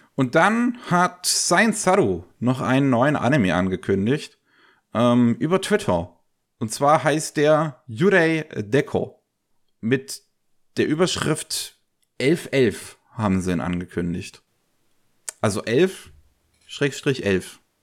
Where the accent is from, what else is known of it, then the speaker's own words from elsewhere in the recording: Germany; bei uns in Deutschland